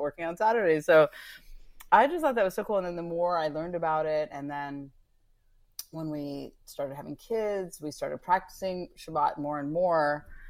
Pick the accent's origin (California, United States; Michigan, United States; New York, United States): California, United States; Northern; I grew up in Northern California.